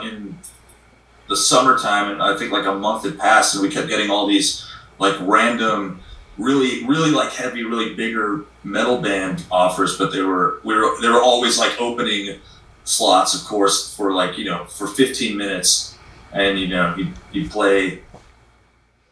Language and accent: English; Arizona, United States; Arizona, my home state.